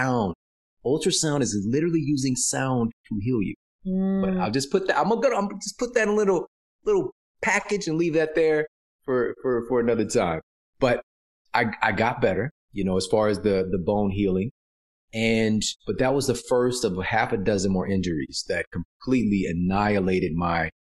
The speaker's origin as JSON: {"language": "English", "town": "Ferguson", "region": "Missouri", "country": "United States", "tie": "born or raised there", "said": "Coming from where I'm from St. Louis, Missouri, Ferguson, Missouri."}